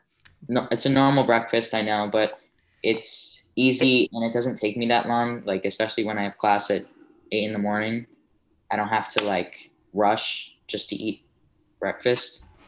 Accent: New York City, New York, United States

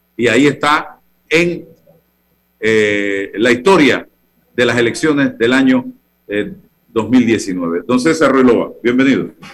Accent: Panama; yo soy un ciudadano de la República

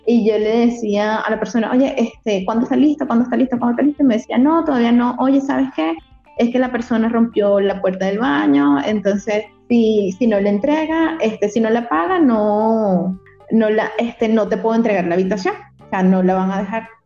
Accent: Barcelona, Anzoátegui, Venezuela; moved away as an adult; also born or lived in Caracas, Venezuela; now in Mexico; estaba en Barcelona, que es mi ciudad de origen

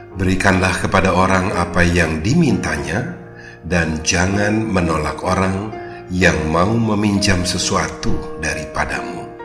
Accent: Indonesia; also born or lived in Jakarta

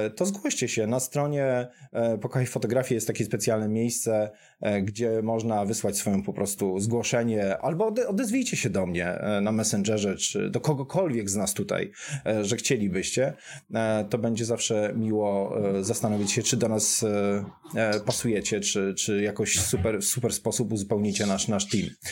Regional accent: Gliwice, Silesian Voivodeship, Poland; jestem z Gliwic

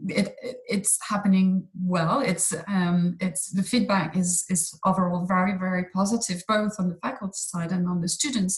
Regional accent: Fontainebleau, Île-de-France, France; moved away as an adult; also born or lived in Boston / Brazil; I was born here in Fontainebleau. And studied and as in college and high school in the region

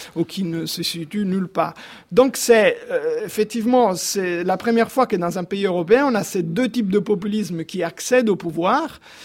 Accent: Rome, Lazio, Italy; Moi-même, je suis romain

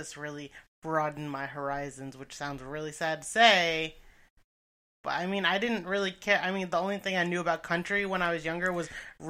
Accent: East Coast, United States; Family, so I grew up on the East Coast.

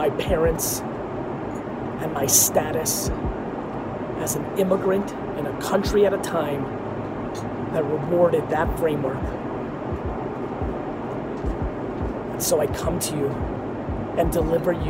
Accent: Edison, New Jersey, United States; English is a second language; also born or lived in Queens, New York / Dover, New Jersey; I lived in Dover for a year and a half before I got to Edison, New Jersey

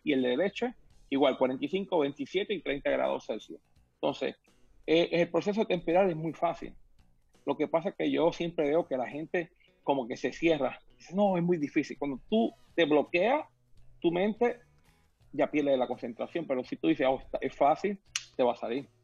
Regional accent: Puerto Rico; now in Miami, United States; Yo me crié en Puerto Rico, una isla del Caribe, comiendo coco, mango, maracuyá, tamarindo, guayaba, lichi

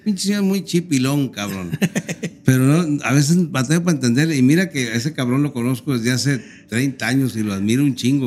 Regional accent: Torreón, Coahuila, Mexico; now in Monterrey, Mexico; yo soy de Torreón

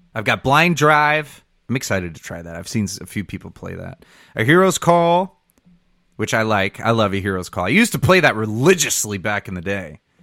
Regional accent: Michigan, United States; I'm from Michigan

